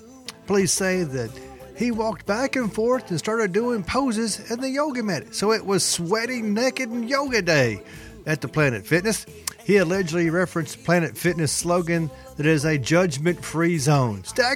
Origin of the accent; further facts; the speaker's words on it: Memphis, Tennessee, United States; my hometown, Memphis, Tennessee.